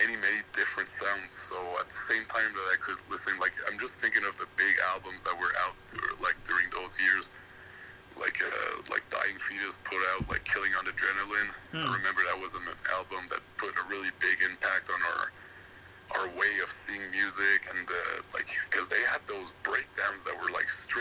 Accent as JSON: {"language": "English", "town": "Montreal", "region": "Quebec", "country": "Canada", "tie": "born or raised there", "said": "I'm from Montreal"}